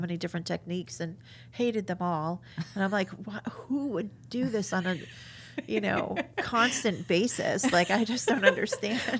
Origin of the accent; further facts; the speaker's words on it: New York, United States; now in Cedar Rapids, United States; I'm from New York